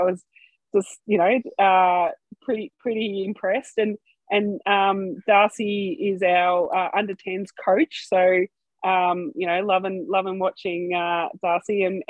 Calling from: Melbourne, Victoria, Australia; I'm coming from Nam, which is the Wurundjeri Woiwurrung people of the Kulin Nation.

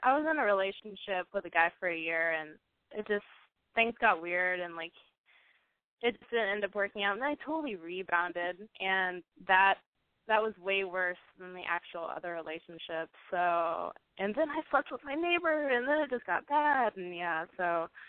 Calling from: Pasadena, Texas, United States; I'm calling from Pasadena, Texas.

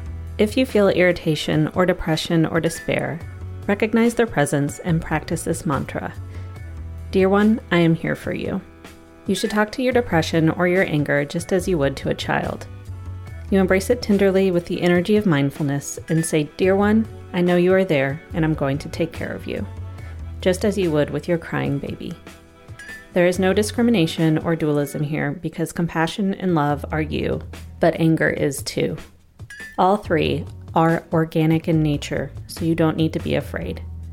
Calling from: Columbia, Missouri, United States; I'm a listener from Columbia, Missouri.

